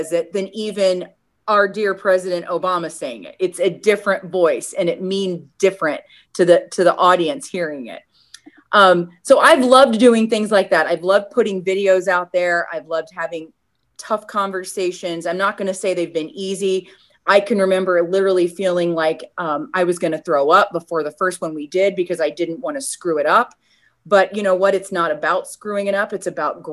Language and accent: English; Midwest, United States; I'm Puerto Rican by ethnicity, but growing up in the Midwest